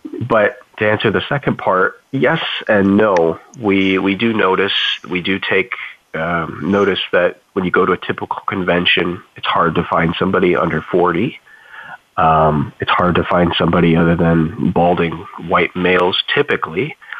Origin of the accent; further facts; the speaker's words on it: Toledo, Ohio, United States; my hometown area where i grew up, grew up in uh, toledo ohio